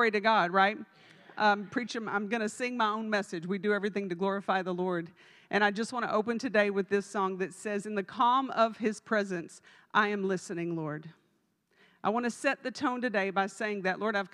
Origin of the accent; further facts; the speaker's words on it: Texas, United States; I'm from Texas